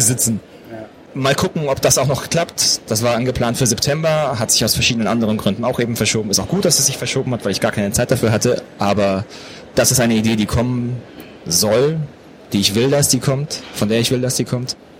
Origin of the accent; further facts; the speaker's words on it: Pforzheim, Baden-Württemberg, Germany; Ich bin auch in Pforzheim groß geworden.